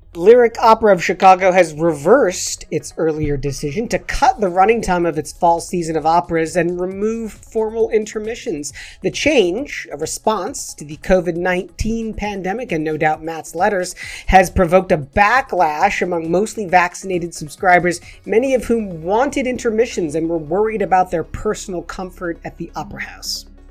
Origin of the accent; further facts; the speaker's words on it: England, United Kingdom; I'm as English as the next man from England